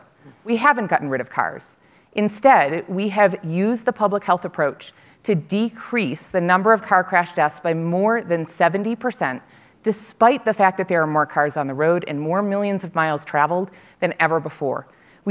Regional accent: Buffalo, New York, United States; I grew up in Buffalo, New York

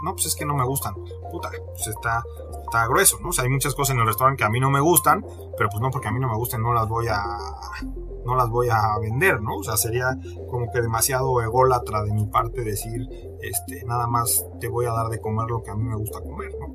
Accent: Mexico; somos los mexicanos

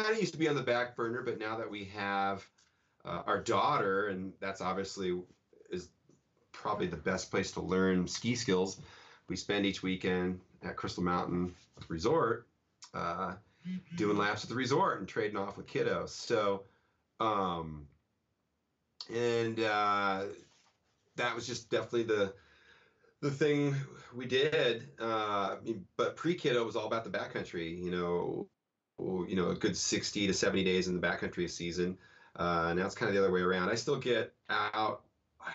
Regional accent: Denver, Colorado, United States; moved away as an adult; now in Seattle, United States; I grew up in Denver, Colorado, and moved to the Pacific Northwest in 1990

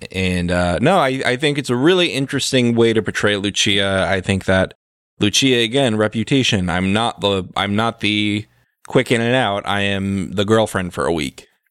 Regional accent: United States; we are American, and as Americans, we are America-centric

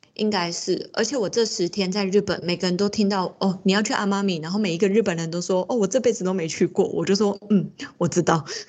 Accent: Taiwan; 我们台湾人这么容易就可以来到日本

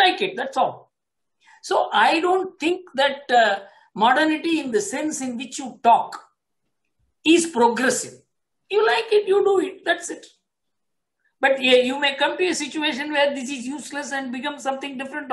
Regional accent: India

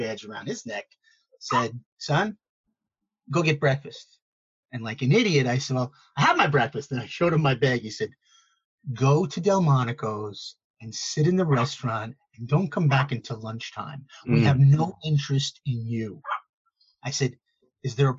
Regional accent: New York City, New York, United States; growing up in Brooklyn, I've been a Wall Street guy for too many years

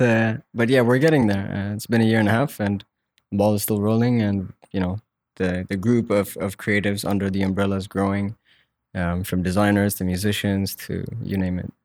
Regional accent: Muscat, Oman; I was born and raised here

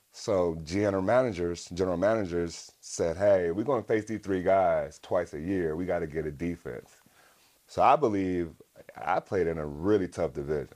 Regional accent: West Coast, United States; growing up on the West Coast.

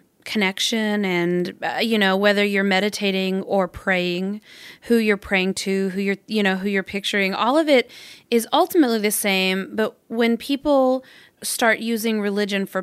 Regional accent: Arkansas, United States; I'm from Arkansas

